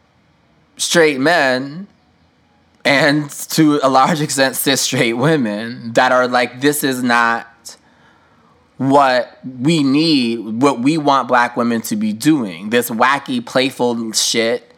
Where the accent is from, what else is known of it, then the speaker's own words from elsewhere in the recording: New York, United States; as a New Yorker